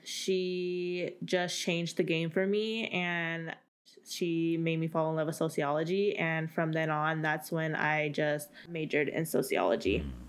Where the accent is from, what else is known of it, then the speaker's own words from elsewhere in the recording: Central Valley, California, United States; moved away as an adult; also born or lived in Bay Area, California; I'm from the Central Valley